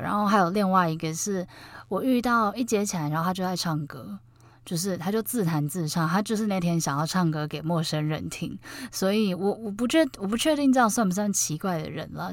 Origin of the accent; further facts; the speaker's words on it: Taiwan; 原来我是台湾人